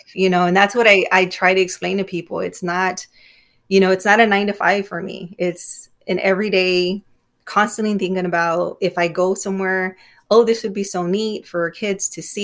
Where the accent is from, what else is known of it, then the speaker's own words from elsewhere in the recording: Immokalee, Florida, United States; I grew up in Immokalee